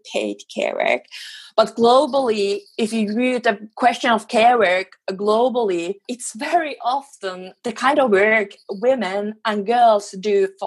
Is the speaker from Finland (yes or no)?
yes; Finland; now in Sweden; I live in Sweden, but I come from Finland